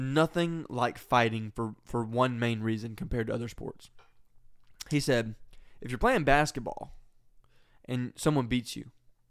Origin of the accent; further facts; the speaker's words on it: United States; I'm American.